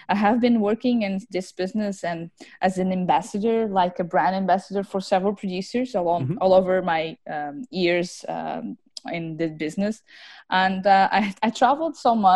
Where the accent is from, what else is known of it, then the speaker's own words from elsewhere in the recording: Madeira Island, Portugal; Madeira Island, of course, it's my hometown